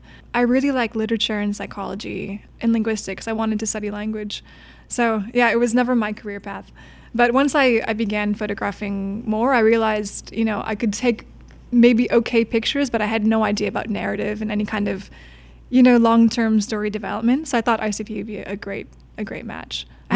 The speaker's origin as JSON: {"language": "English", "area": "the Midwest", "region": "Minnesota", "country": "United States", "moved": "yes", "said": "I'm from the Midwest."}